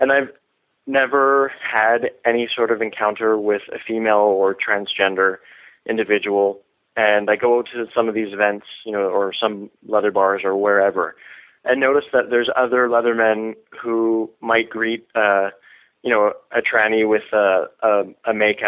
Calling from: Vancouver, British Columbia, Canada; I'm calling from Vancouver, Canada.

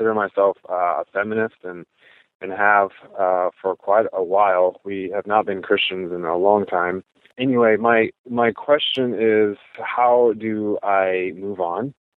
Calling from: Portland, Oregon, United States; also born or lived in Midwest; I'm calling from Portland, Oregon.

